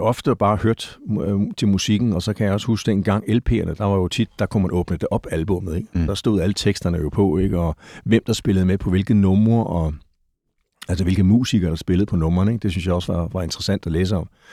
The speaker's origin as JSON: {"language": "Danish", "town": "Gentofte", "region": "Capital Region of Denmark", "country": "Denmark", "tie": "born or raised there", "said": "Jeg er født i øh, Gentofte, lige nord for København"}